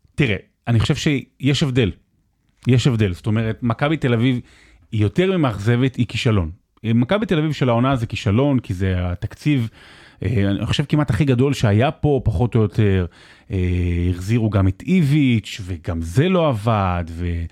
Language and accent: Hebrew; Rehovot, Central District, Israel; הפועל מרמורק, אה, שגדלתי שם